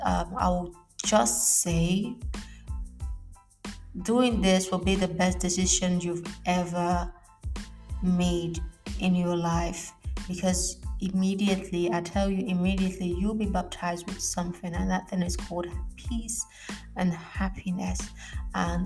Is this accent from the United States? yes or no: no; Nigeria; moved away as an adult; now in Italy; Yes, I'm a Nigerian.